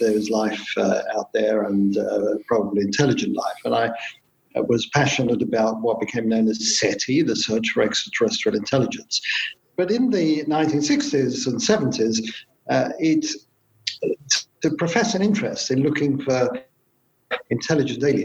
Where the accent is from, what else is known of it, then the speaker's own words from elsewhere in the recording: London, United Kingdom; I grew up in London in the austere post-war years